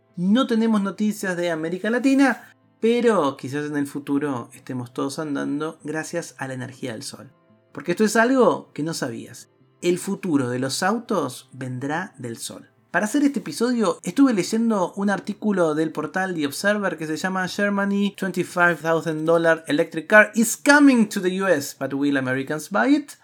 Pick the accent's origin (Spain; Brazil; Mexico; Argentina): Argentina; En mi país, en la Argentina